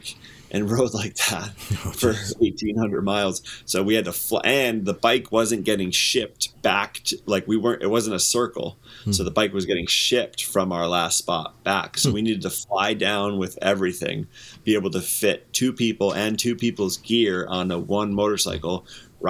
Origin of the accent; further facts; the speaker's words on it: United States; I'm an American